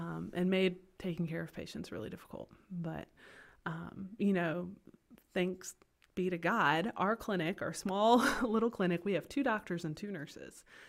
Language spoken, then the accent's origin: English; Kinston, North Carolina, United States; moved away as an adult; also born or lived in Chapel Hill, North Carolina / Greenville, North Carolina; now in Potosi, Bolivia; I was born and raised in Kinston, North Carolina